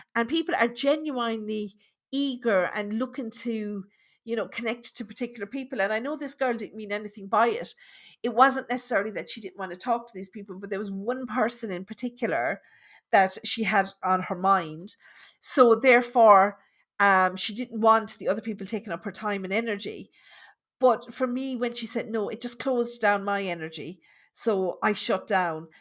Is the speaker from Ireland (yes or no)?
yes; Thurles, Munster, Ireland; moved away; also born or lived in London; I grew up in Thurles in Tipperary